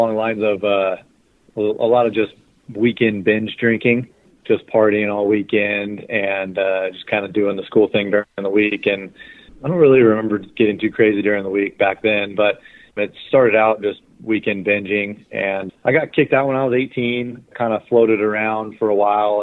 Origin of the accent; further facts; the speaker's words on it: Bakersfield, California, United States; I'm from Bakersfield, California. I was born and raised here.